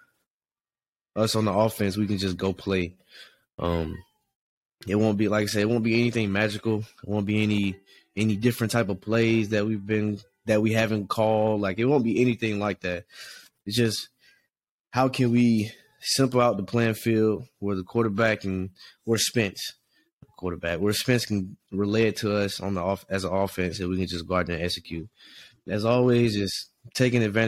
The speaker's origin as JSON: {"language": "English", "town": "Atlanta", "region": "Georgia", "country": "United States", "moved": "yes", "said": "where I'm from Atlanta"}